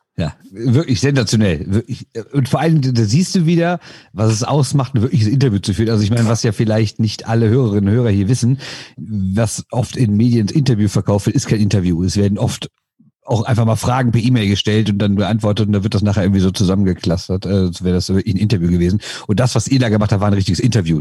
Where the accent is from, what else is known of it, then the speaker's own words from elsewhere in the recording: Düsseldorf, North Rhine-Westphalia, Germany; ich komme aus Düsseldorf